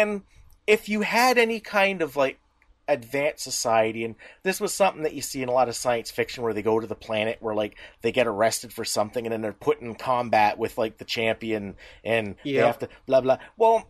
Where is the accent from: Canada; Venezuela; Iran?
Canada; We're Canadian.